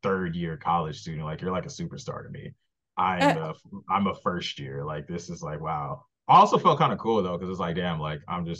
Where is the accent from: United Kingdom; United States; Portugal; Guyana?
United States; Los Angeles, California; it's like half the people in our room was from LA. So we had that common ground.